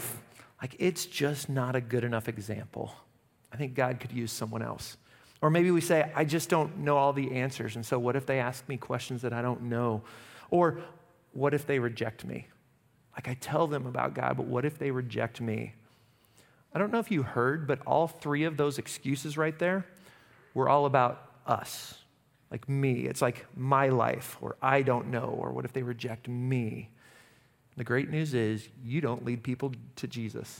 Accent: Derby, Kansas, United States; I'm from Derby

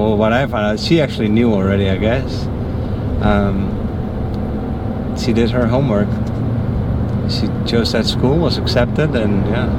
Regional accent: Netherlands; moved away; I'm from the Netherlands.

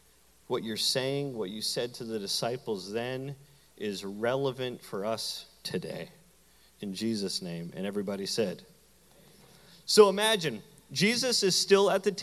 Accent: Canada; moved away; my hometown in Canada

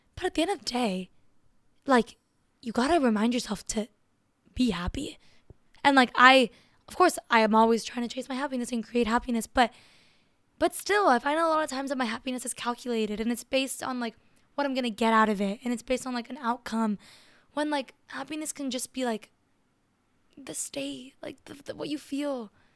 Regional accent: Miami, Florida, United States; I grew up in Miami. I grew up in a huge city, and I grew up as an immigrant

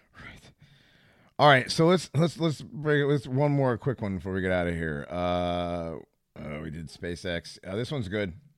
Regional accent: West Hartford, Connecticut, United States; growing up in West Hartford

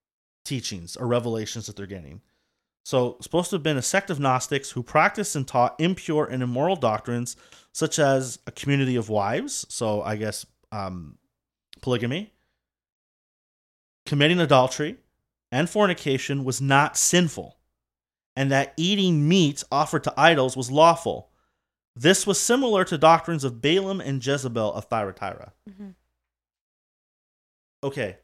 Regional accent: Scotland, United Kingdom; So don't just be like, oh … likes it.

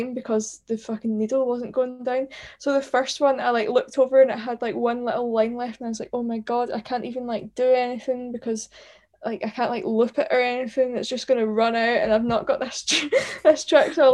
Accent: Hamilton, Scotland, United Kingdom; also born or lived in London; now in Glasgow, United Kingdom; I'm from like Hamilton, so Hamilton.

